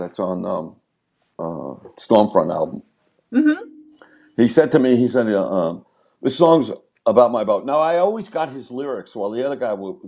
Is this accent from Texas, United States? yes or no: no; Long Island, New York, United States; growing up on Long Island